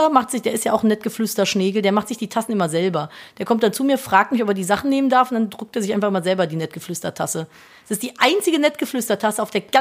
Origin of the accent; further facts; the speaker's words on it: Cologne, North Rhine-Westphalia, Germany; Bei uns gab es in der Straße, ich bin ja in, in der Kölner City groß geworden. Das heißt, es war eine sehr belebte große Hauptstraße.